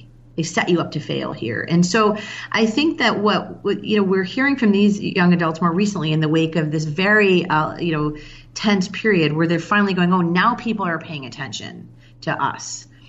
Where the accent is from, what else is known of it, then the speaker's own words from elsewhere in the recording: Chicago, Illinois, United States; And I've lived here for 15 years, you know, so it's almost been kind of my hometown. I'm from Chicago originally.